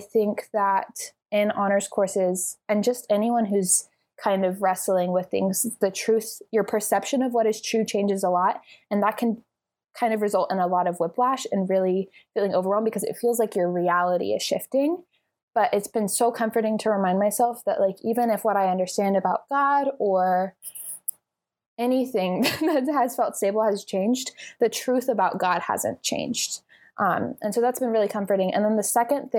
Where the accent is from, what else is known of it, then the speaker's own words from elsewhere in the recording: Texas, United States; moved away as an adult; now in California, United States; I'm from Texas